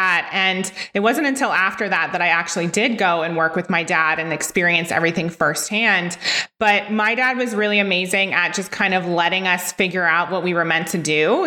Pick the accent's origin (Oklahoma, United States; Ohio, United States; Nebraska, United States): Ohio, United States; from Ohio, where I was from